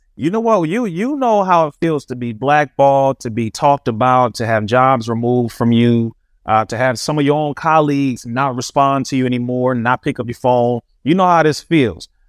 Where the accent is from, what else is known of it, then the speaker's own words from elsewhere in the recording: Compton, California, United States; We were raised right here in Compton, California